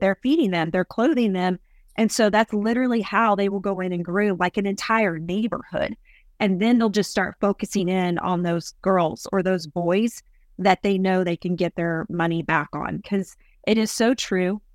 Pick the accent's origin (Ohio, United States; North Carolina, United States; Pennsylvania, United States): Ohio, United States; Columbus; moved away as an adult; also born or lived in Baton Rouge, Louisiana; now in East Texas, United States; I grew up in Columbus, Ohio